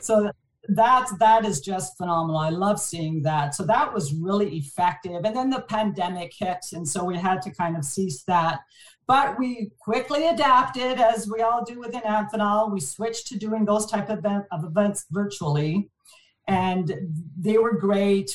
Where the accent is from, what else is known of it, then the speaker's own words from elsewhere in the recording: Montreal, Quebec, Canada; first language French; English is a second language; moved away as an adult; now in Vancouver, Canada; born and raised in Montreal, my, my parents actually come from France. So uh, I'm first generation Canadian. So didn't know a word of English up until kindergarten